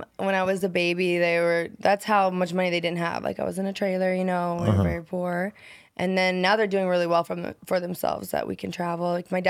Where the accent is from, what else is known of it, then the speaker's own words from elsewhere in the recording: Nebraska, United States; Nebraska, a tiny little town.